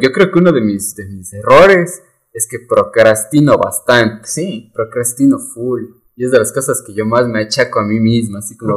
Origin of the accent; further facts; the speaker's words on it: Ecuador; como ecuatorianos